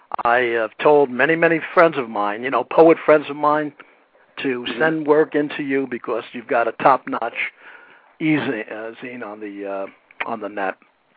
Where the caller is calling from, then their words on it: Princeton, West Virginia, United States; also born or lived in Lodi, United States; I'm here in Princeton, West Virginia.